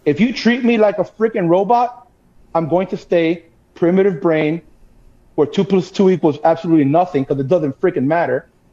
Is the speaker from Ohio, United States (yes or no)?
no; Miami, Florida, United States; born and raised in Miami, Florida.